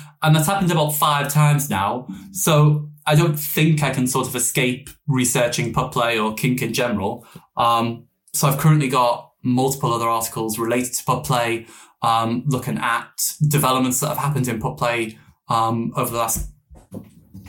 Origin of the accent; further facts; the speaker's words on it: Liverpool, North West England, United Kingdom; moved away as an adult; also born or lived in Newcastle, North East England; I grew up in Liverpool for 19 years and then in the Northeast for 6